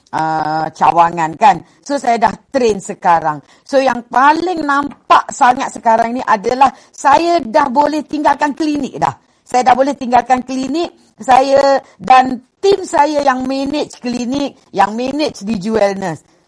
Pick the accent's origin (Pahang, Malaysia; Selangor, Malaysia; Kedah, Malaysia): Selangor, Malaysia; Sungai Besar; saya sebenarnya orang kampung je. Okey, saya daripada Sabak Bernam, Sungai Besar Sabak Bernam, Selangor.